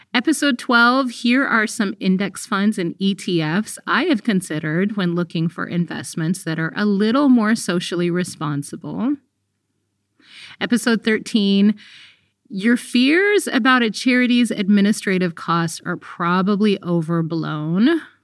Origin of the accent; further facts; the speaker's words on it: Eritrea; now in United States; Actually, I'm a refugee from Eritrea.